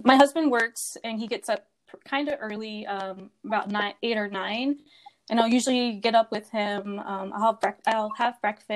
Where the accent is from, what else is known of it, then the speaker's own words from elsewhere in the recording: Las Vegas, Nevada, United States; also born or lived in Bay Area, California; I have lived in Vegas pretty much my whole life, but I'm originally from California.